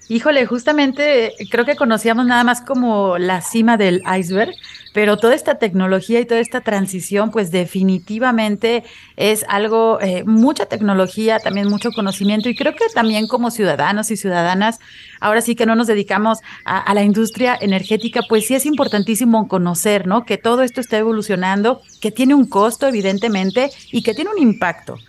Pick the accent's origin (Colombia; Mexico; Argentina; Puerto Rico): Mexico; como mexicanos